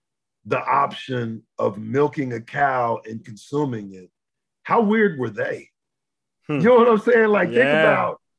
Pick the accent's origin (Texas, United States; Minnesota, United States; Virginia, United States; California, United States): Texas, United States; South; Originally from South Texas